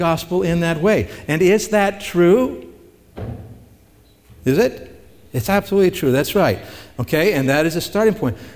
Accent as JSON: {"language": "English", "region": "Missouri", "country": "United States", "moved": "yes", "said": "I'm originally from Missouri"}